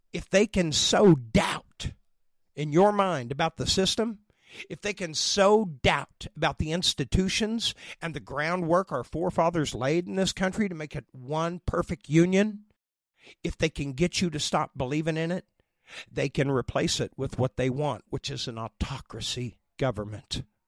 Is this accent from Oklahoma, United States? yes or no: yes; Oklahoma, United States; I'm from here